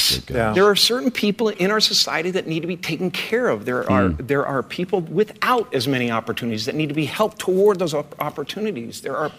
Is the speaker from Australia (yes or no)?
no; Canada; now in United States; I grew up in Canada, okay?